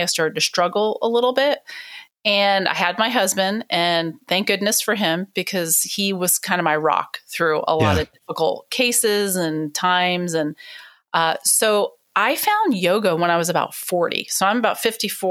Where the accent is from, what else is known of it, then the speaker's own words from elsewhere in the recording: East Coast, United States; moved away; also born or lived in Miami, Florida; I'm originally from the East Coast